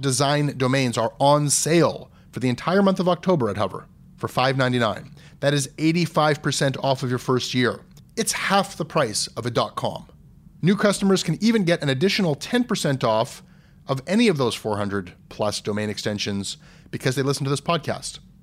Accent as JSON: {"language": "English", "town": "Toronto", "region": "Ontario", "country": "Canada", "tie": "born or raised there", "said": "growing up in Toronto and visiting New York as a kid"}